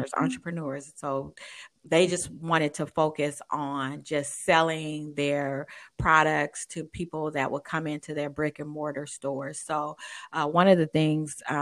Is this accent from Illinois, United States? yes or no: no; Oakland, California, United States; I grew up in Oakland, California